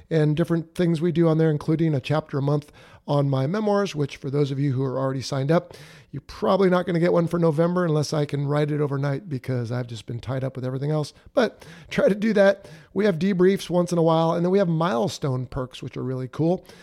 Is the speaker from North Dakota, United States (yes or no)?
yes; Fargo, North Dakota, United States; I'm from Fargo, North Dakota.